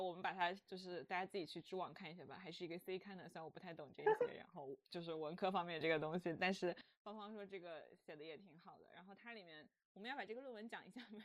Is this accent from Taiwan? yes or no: no; China; 我们中国人